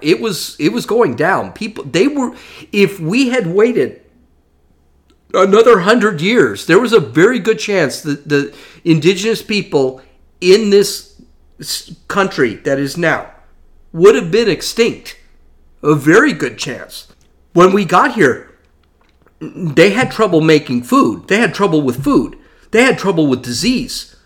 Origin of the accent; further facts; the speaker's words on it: United States; I've lived here my entire life. I was born here